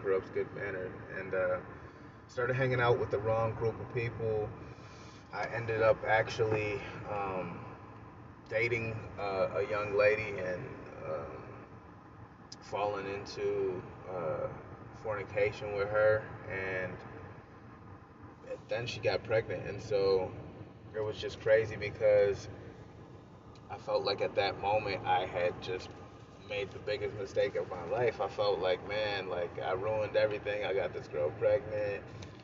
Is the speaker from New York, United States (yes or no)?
yes; Rome, New York, United States; I grew up in Rome, New York, upstate New York. It's a town kind of near Syracuse